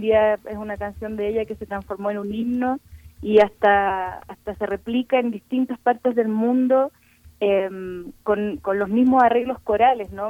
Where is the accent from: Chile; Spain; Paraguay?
Chile; now in Mexico; como chilenas